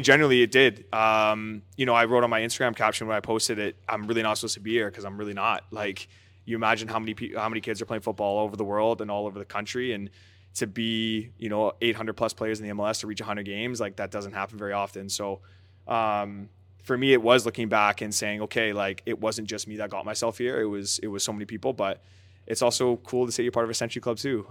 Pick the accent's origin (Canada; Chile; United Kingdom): Canada; Aldergrove, British Columbia; also born or lived in Surrey, British Columbia; now in Montreal, Canada; growing up in Canada, where soccer isn't the number one sport